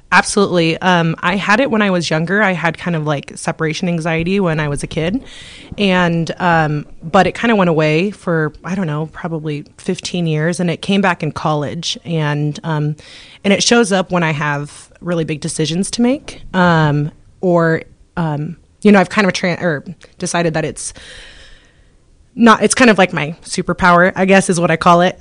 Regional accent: Moscow, Idaho, United States; moved away as an adult; now in Coeur d'Alene, United States; we're obviously from Moscow and we're this is our fourth year in Coeur d'Alene.

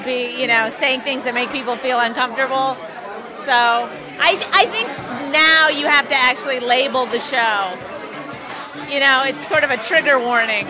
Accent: Canada; I'm the only Canadian on the show

